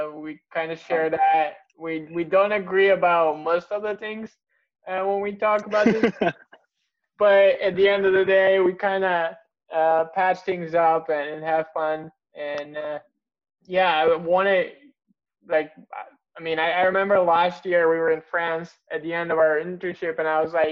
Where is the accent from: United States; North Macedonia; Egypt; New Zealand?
North Macedonia; we're from Macedonia, and Macedonia is not that far.